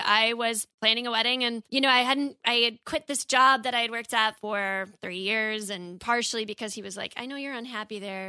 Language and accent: English; Midwest, United States; And I'm from the Midwest.